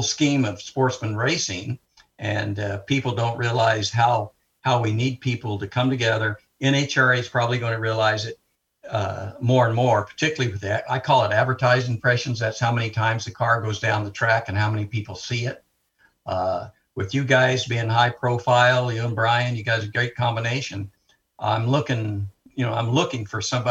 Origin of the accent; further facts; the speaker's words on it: Arizona, United States; I'm from Arizona where my blood's thin